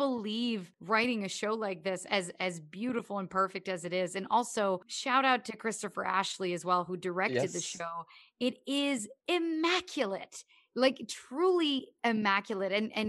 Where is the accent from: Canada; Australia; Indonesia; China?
Canada; I mean, growing up in Canada, obviously it's helpful that I've known a bunch of Newfoundlanders.